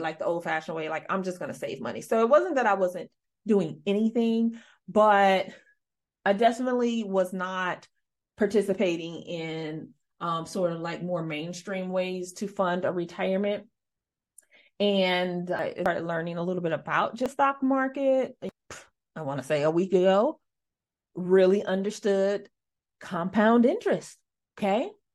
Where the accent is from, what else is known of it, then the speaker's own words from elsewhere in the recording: Midwest, United States; I'm from the Midwest